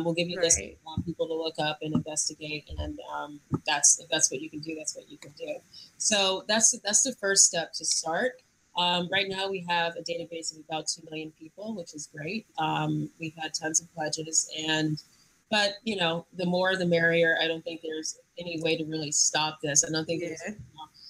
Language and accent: English; New York, United States; being a New Yorker